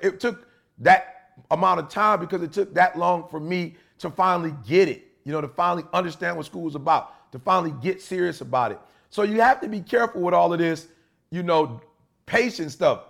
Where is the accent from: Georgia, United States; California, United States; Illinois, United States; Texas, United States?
Illinois, United States; Chicago; moved away; also born or lived in Detroit; I'm originally from Chicago, not Detroit.